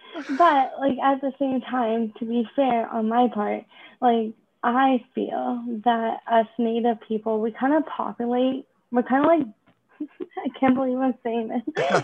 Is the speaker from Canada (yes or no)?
yes; Vancouver, British Columbia, Canada; also born or lived in Alert Bay, British Columbia; I was born and raised in Vancouver, British Columbia.